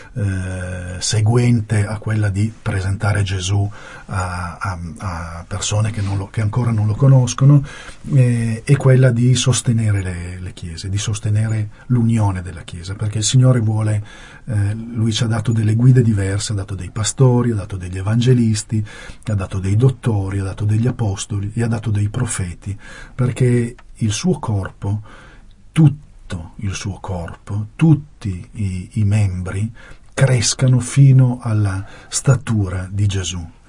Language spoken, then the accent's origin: Italian; Turin, Piedmont, Italy; io sono di Torino